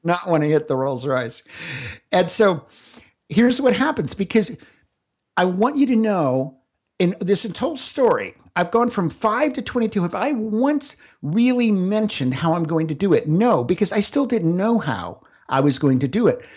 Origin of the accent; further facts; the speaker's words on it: Central Florida, United States; I grew up out in Central Florida